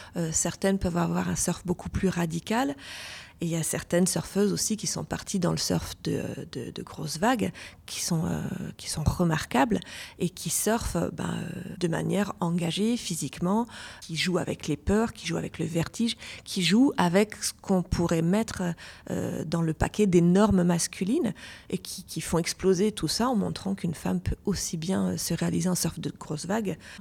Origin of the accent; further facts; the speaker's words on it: Lyon, Auvergne-Rhône-Alpes, France; moved away; also born or lived in Basque Coast; Je venais de Lyon, donc j'ai plutôt, je suis plutôt une fille de la montagne.